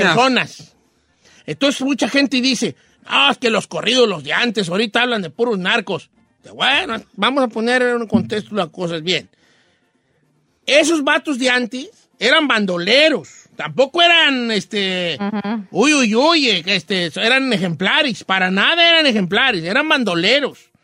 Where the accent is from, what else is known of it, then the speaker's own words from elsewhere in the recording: Zamora, Michoacán, Mexico; yo soy del Valle de Zamora